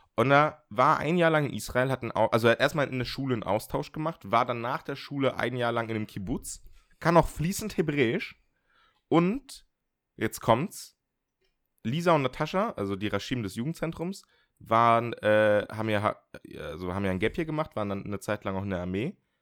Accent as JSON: {"language": "German", "region": "a village in northern Germany", "country": "Germany", "said": "also ich kann ein bisschen platt, also so norddeutsches platt. Also verstehen kann ich es äh, komplett, Einfach weil bei mir im Dorf, ich komme aus dem Dorf, so die alten Leute platt gesprochen haben"}